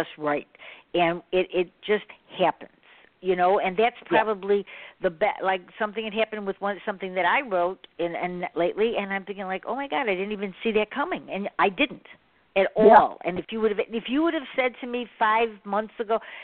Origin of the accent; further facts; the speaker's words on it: Chicago, Illinois, United States; I'm in Chicago, so I went to Chicago Public Schools, you know, and when I was, you know, younger